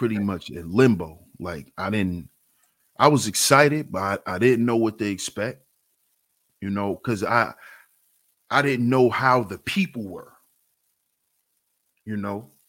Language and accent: English; New York, United States; I'm from New York. So coming out my house, I'm coming out of a building